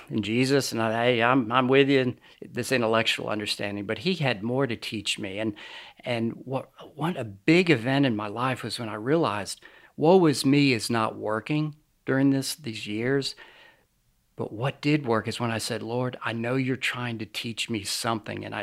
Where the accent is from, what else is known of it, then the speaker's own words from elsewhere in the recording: New York, United States; also born or lived in Lynchburg, Virginia; I was born in Lynchburg, Virginia, but I basically grew up outside of New York City. Uh, I've lost my accent, as you can probably tell.